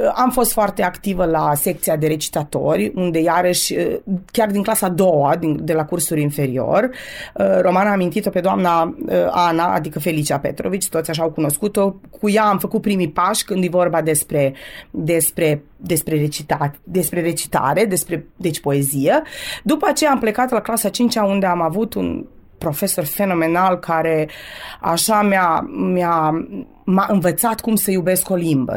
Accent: Torac, Vojvodina, Serbia; first language Romanian; moved away as an adult; now in Zrenjanin, Serbia; 40 de ani am locuit la Torac, sunt toreceană pe viață

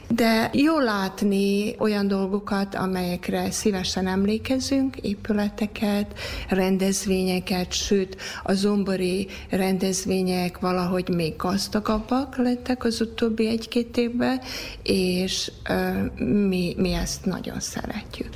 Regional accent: Sombor, Vojvodina, Serbia; moved away as an adult; also born or lived in Canada; a szülőföld az csak egy lehet, és az pedig zombor

